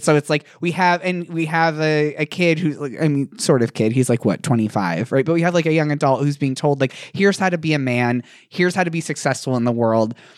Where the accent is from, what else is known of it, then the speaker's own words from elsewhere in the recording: Indiana, United States; I'm from Indiana